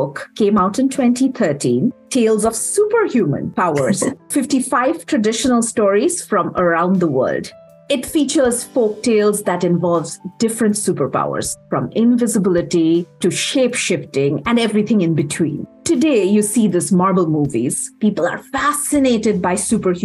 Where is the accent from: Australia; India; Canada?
India; moved away; I am originally from India